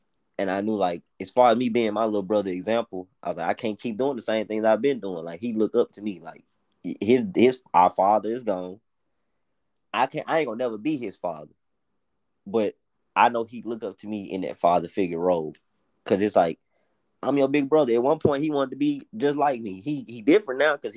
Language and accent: English; Memphis, Tennessee, United States; accent: Memphis; our Memphis accents